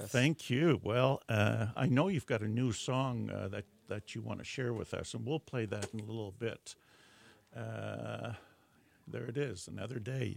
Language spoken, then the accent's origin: English; Netherlands; moved away; I was born in Holland and still have yeah. cousins there, and so I go back occasionally